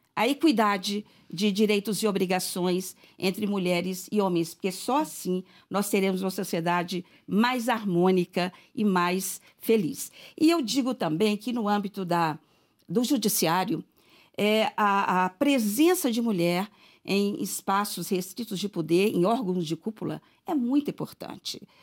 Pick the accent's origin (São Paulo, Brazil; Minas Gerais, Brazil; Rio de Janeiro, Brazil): Minas Gerais, Brazil; Serro; eu nasci em Cerro e lá estudei durante o curso primário e também fiz lá o ensino médio